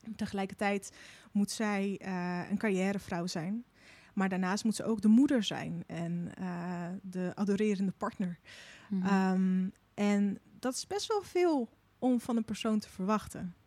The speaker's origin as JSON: {"language": "Dutch", "town": "Moordrecht", "region": "South Holland", "country": "Netherlands", "tie": "born or raised there", "also_born_or_lived": "Russia", "moved": "as an adult", "lives_now": "Utrecht, Netherlands", "said": "ik ben dus eh, op mijn zevende hier naartoe gekomen. En toen heb ik tot mijn achttiende in een dorpje genaamd nou, Moordrecht gewoond"}